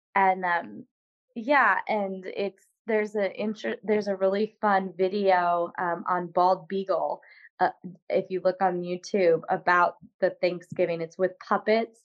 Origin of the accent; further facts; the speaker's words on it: Morton, Illinois, United States; I came from Illinois. That's where I grew up and was um, in high school and in Morton, Illinois